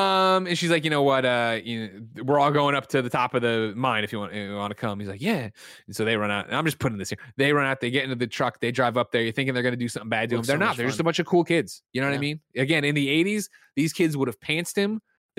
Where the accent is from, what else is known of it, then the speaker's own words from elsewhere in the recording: Glen Ellyn, Illinois, United States; Shot in Glen Ellyn, Illinois, my hometown.